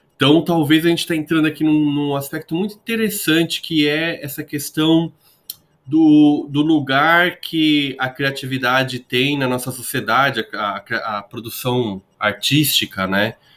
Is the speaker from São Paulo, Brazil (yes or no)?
yes; São Paulo, Brazil; eu sou de São Paulo